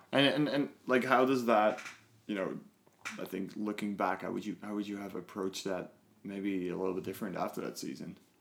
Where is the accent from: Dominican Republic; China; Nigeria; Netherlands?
Netherlands; now in Canada; I'm from the Netherlands